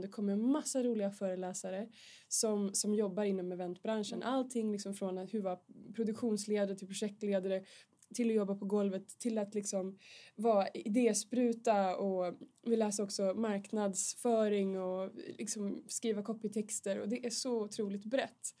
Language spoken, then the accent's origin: Swedish; Vilhelmina, Västerbotten County, Sweden; moved away as an adult; now in Stockholm, Sweden; jag kommer från Vilhelmina i Västerbotten, Norrlands inland, södra Lappland.